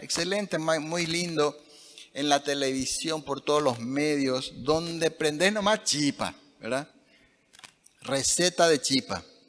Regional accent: Paraguay

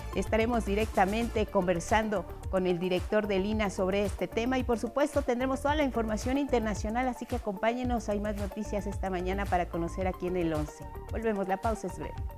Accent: Mexico; nosotros como mexicanos

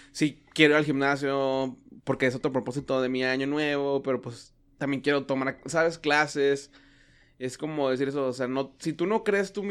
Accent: Mexico; cuando ha visto las publicaciones en Facebook que soy mexicano, pero no me gusta esto.

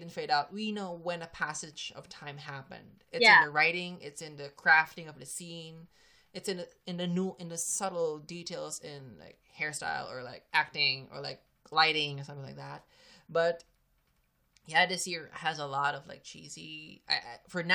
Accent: Philippines; I'm a Filipino.

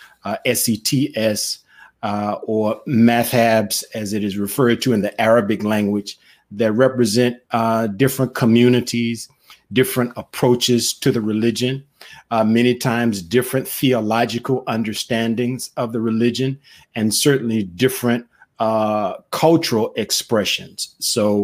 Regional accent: Mississippi, United States; now in Memphis, United States; I grew up in the Baptist church, actually down deeper in the South, in Mississippi

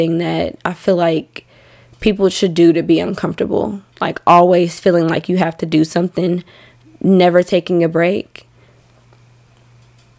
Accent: Arkansas, United States; born or raised there; moved away

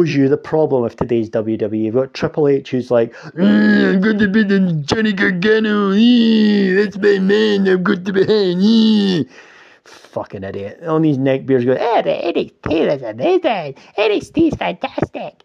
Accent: Scotland, United Kingdom; I'm fucking Scottish

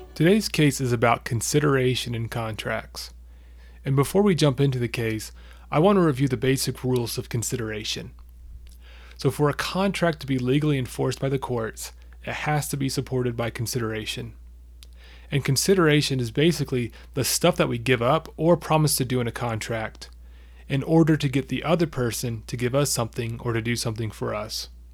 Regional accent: United States; we're American

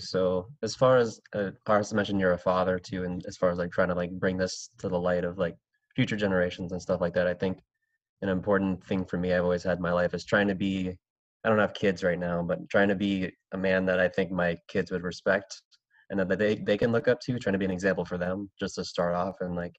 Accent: Philippines; I mean, being Filipino

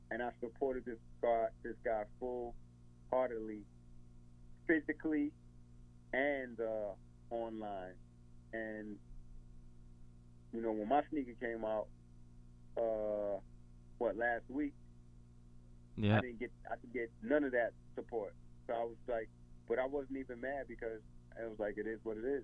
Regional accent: New York, United States; I guess it's a mentality from being a New Yorker, and I guess we reflect that New York mentality.

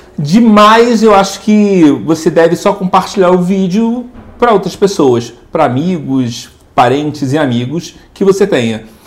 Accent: Rio de Janeiro, Brazil; moved away; sou do Rio.

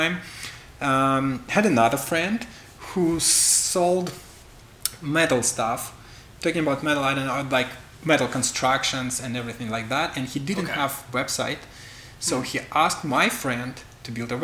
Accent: Belarus; English is a second language; I'm from Belarus

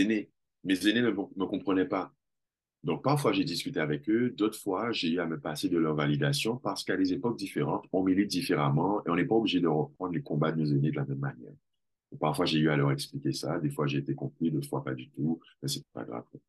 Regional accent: Guadeloupe; moved away as an adult; also born or lived in Villiers-le-Bel, France / Jamaica; now in Martinique; J'ai grandi en Guadeloupe. Je suis né en France, à Villiers-le-Bel, mais je n'ai pas souvenir de cet endroit. Je suis parti, je devais avoir trois ans j'ai grandi en Guadeloupe.

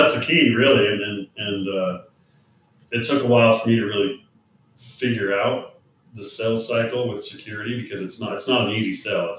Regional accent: Idaho, United States; Born in Louisville, Idaho, which is right next door to where we live now. But yeah, I grew up on a family farm, and now we built a home on the family farm.

